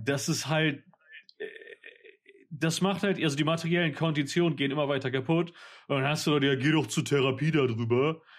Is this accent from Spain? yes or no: yes; Mallorca, Balearic Islands, Spain; das Dorf, wo halt auf Mallorca, wo ich aufgewachsen bin